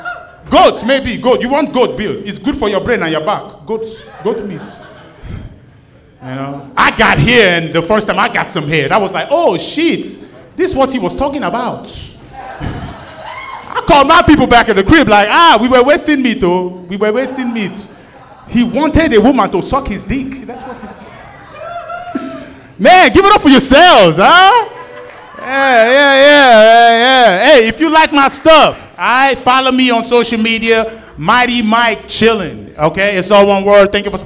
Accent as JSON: {"language": "English", "country": "Nigeria", "tie": "born there", "said": "I was born in Nigeria."}